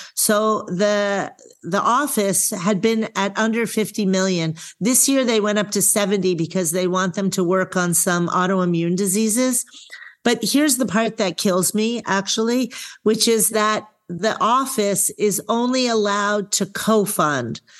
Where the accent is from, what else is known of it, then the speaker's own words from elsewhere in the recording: New York, United States; now in Eugene, Oregon, United States; I'm a girl from New York